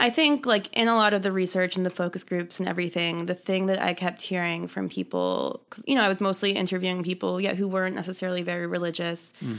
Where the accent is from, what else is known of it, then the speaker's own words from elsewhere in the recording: Buffalo Grove, Illinois, United States; I'm from Buffalo Grove, Illinois.